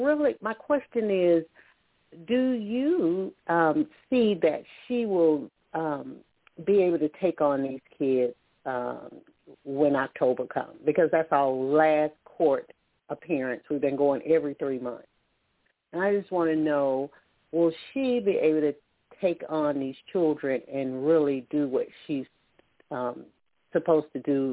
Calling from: Alabama, United States; I'm calling from Alabama.

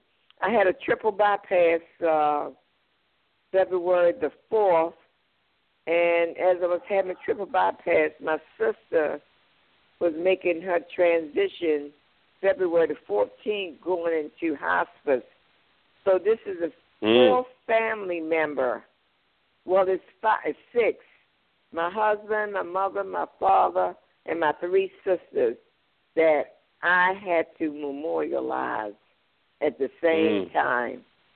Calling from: Baltimore, Maryland, United States; from Baltimore.

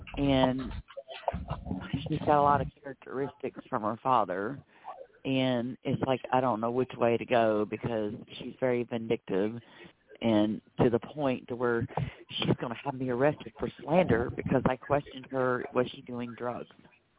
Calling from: Florida, United States

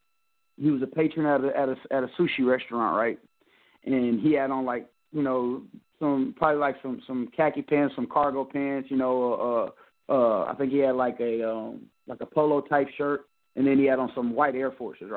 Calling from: Texas, United States; I'm calling from Texas.

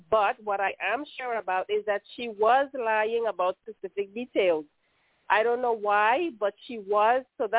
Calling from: Netherlands; I'm calling from the Netherlands.

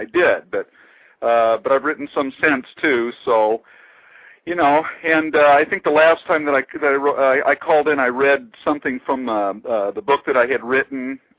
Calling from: California, United States; I'm from Central Coast of California. I'm not too far from you.

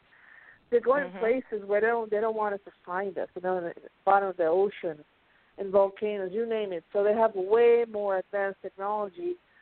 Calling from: Pennsylvania, United States; from Pennsylvania.

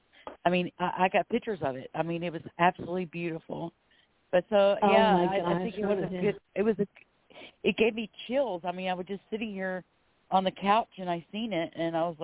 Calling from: Florida, United States; I'm calling from Florida

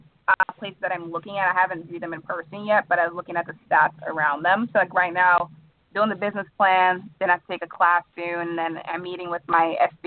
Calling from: Cherry Hill, New Jersey, United States; I'm calling from Cherry Hill in New Jersey.

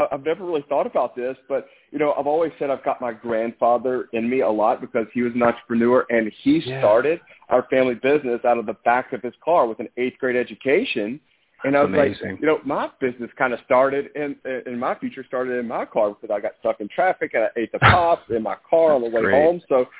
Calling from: Mobile, Alabama, United States; Mobile, Alabama.

